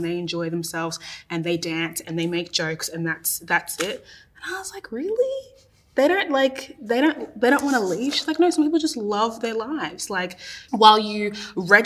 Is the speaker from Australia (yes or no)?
yes; Australia; an Australian-born Ghanaian person